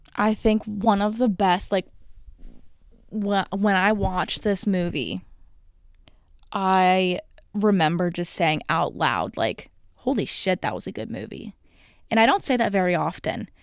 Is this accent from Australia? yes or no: no; United States; I am an American